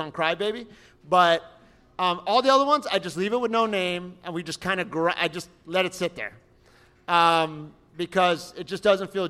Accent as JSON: {"language": "English", "area": "West Kendall", "region": "Florida", "country": "United States", "tie": "born or raised there", "said": "out on Sunset in 152, which is my hometown, West Kendall"}